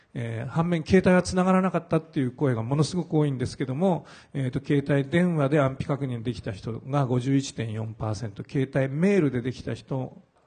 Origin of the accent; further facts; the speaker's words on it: Sendai, Miyagi, Japan; now in Tokyo, Japan; 私たまたま生まれは仙台だったんですけど